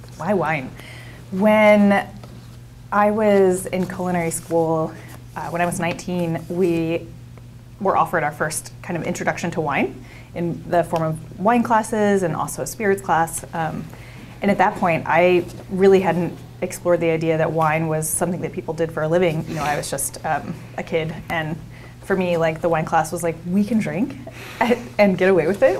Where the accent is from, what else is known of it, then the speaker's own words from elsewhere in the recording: Jersey Shore, New Jersey, United States; now in Oregon, United States; I grew up in South Jersey on the Jersey Shore.